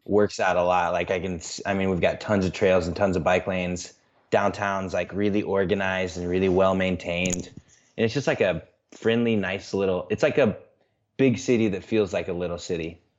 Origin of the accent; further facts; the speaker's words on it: central Illinois, United States; moved away as an adult; now in Des Moines, United States; I grew up in central Illinois